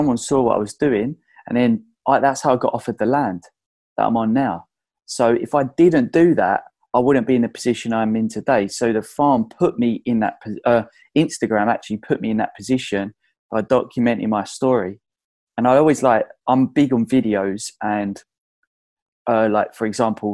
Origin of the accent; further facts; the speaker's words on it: Essex, East of England, United Kingdom; I'm from Essex